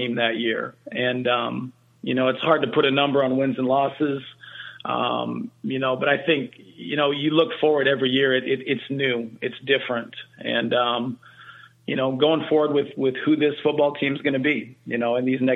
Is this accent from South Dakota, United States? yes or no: yes; South Dakota, United States; moved away; I'm a Midwestern guy. I grew up in South Dakota